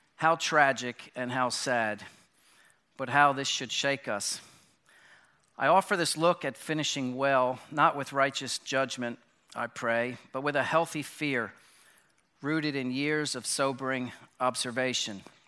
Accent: Bryn Mawr, Pennsylvania, United States; moved away; I was born in Bryn Mawr Hospital, about thirty miles from here, and grew up, um, in this area.

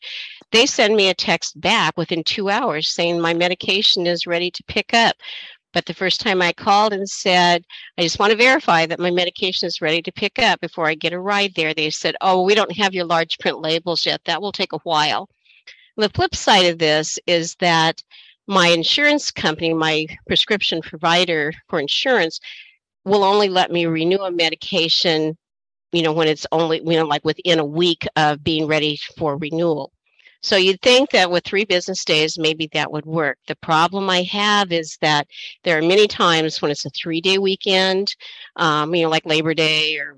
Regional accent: Oregon, United States; now in Washington, United States; I'm originally from Oregon.

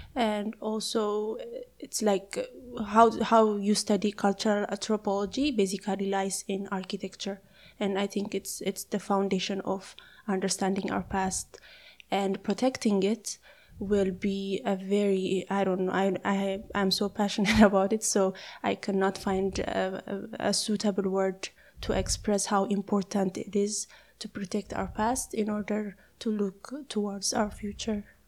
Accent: Ethiopia; I am from Ethiopia

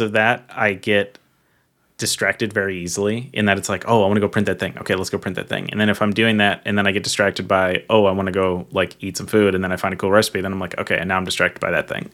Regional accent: Minnesota, United States; growing up in Minnesota

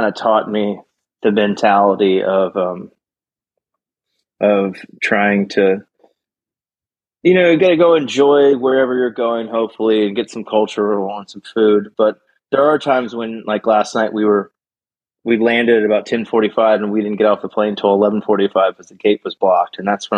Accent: Memphis, Tennessee, United States; moved away as an adult; also born or lived in Nashville, Tennessee; now in Austin, United States; I grew up in Memphis and then moved to Texas to go to ranch management school. I had grown up working on ranches in different parts of the country.

